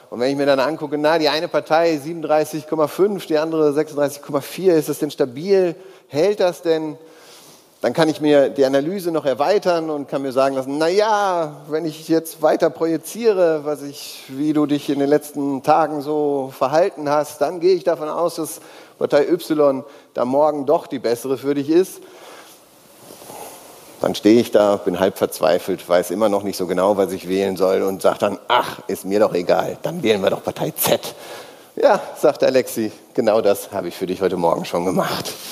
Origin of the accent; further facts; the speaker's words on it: North Rhine-Westphalia, Germany; born there; Ich bin gebürtiger Nordrhein-Westfale und im Moment auch gemeldet in Nordrhein-Westfalen.